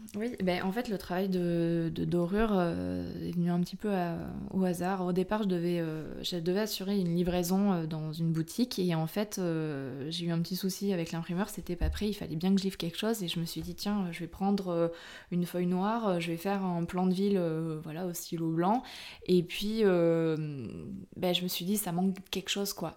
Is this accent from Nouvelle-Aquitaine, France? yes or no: yes; Brive-la-Gaillarde, Nouvelle-Aquitaine, France; moved away; à la base, je suis originaire de Brive-la-Gaillarde